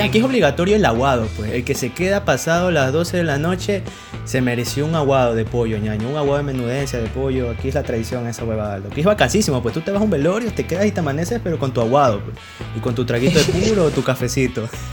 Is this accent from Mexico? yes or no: no; Milagro, Guayas, Ecuador; acá en mi tierra, en Milagro